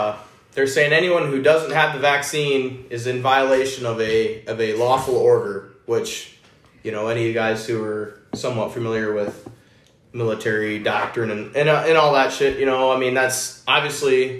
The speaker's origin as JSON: {"language": "English", "country": "United States", "said": "I'm from Plymouth County. That's my, that's where my registration to vote is"}